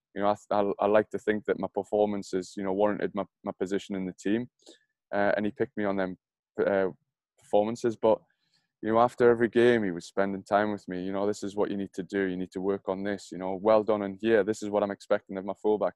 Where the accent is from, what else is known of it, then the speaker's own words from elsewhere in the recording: Newcastle upon Tyne, North East England, United Kingdom; being a Geordie